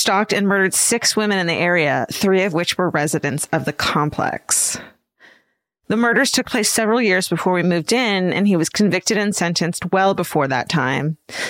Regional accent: San Diego, California, United States; I was a single mom to a young son of 9 at the time, living in my hometown of San Diego. We lived in a small apartment in the neighborhood where I grew up, a suburb called Claremont.

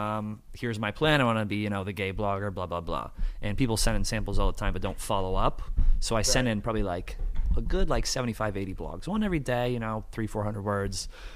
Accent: Massachusetts, United States; I am from Massachusetts

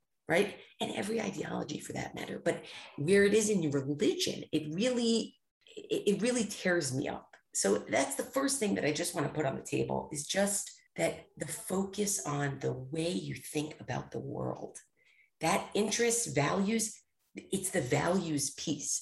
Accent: United States; as an American

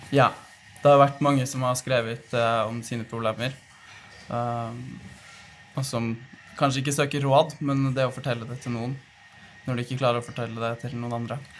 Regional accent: Fredrikstad, Østfold, Norway; Jeg kommer jo fra Fredrikstad

